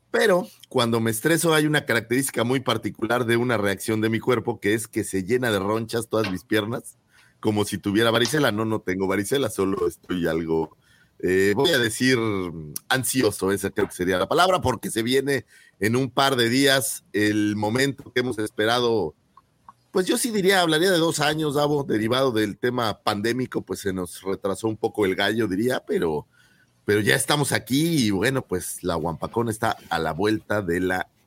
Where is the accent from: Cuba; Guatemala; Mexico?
Mexico; Naucalpan, State of Mexico; de donde yo soy, que es ciudad satélite, un lugar en la Ciudad de México, hay una raza que le llaman sateluco, de la cual yo provengo